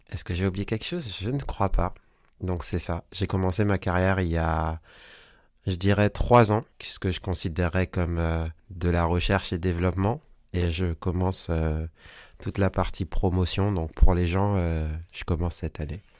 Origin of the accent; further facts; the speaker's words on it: French Guiana, France; now in Paris, France; Je suis un artiste, un singer-songwriter. Je viens de Paris. Même si à la base, je viens de Guyane, mais ça fait suffisamment longtemps que je suis à Paris et j'ai démarré à Paris.